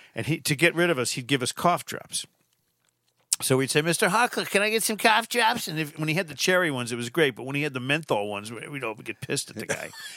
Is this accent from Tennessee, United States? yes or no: no; Manchester, Connecticut, United States; a white privilege we had in Manchester, Connecticut